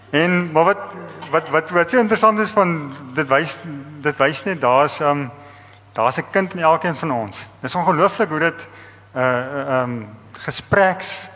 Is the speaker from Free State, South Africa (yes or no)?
yes; Eastern Free State, South Africa; ek het in Oos-Vrystaat groot geword